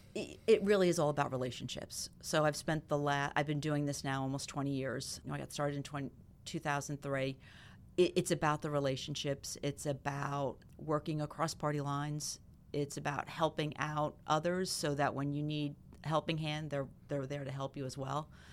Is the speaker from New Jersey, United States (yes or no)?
yes; Clinton, New Jersey, United States; I grew up in Clinton, so I graduated Clinton Public in North Hunterdon